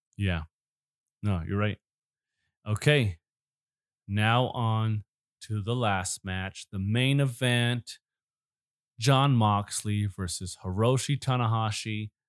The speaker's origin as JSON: {"language": "English", "town": "Chicago", "region": "Illinois", "country": "United States", "tie": "born or raised there", "said": "I was born right around Chicago"}